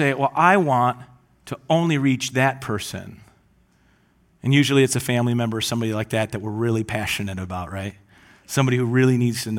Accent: Gaylord, Michigan, United States; I grew up in Gaylord, and my parents still live on this lake up north

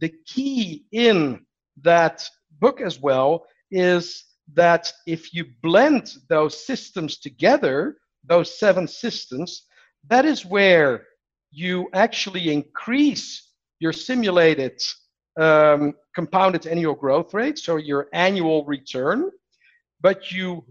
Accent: Netherlands; moved away; I'm from the Netherlands originally

